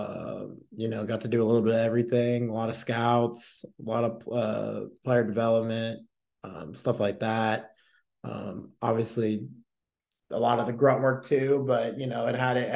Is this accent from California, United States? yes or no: no; Phoenix, Arizona, United States; moved away as an adult; also born or lived in Scottsdale, Arizona / North Carolina; now in Bemidji, United States; I'm originally from Phoenix, Arizona.